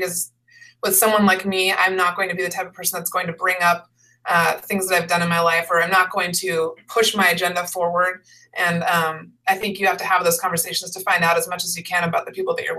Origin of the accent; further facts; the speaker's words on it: Seattle, Washington, United States; I grew up in the Seattle area, and all my family's here